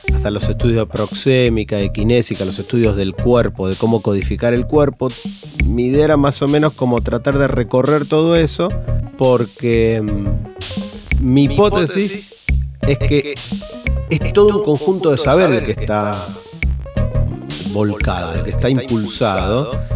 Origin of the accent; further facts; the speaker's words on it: Argentina; como argentino